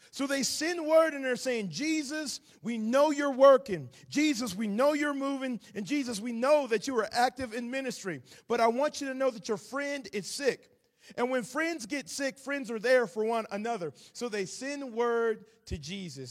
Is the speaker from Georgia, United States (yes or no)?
yes; Atlanta, Georgia, United States; accent: southern; now in Nashville, United States; I am originally from Atlanta, Georgia. I currently live in Nashville, Tennessee. Hopefully my southern accent is not too thick